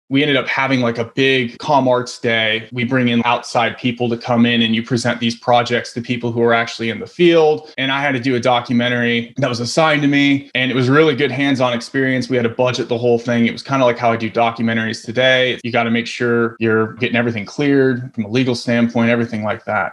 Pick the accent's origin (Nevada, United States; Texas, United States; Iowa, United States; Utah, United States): Iowa, United States; I grew up in Iowa, so not a whole lot of film going on out in Iowa